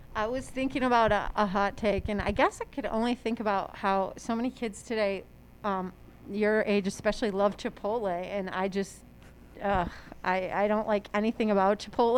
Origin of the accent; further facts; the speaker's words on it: La Grange, Illinois, United States; also born or lived in Maryland; I was born there but four years old when we moved back to Chicago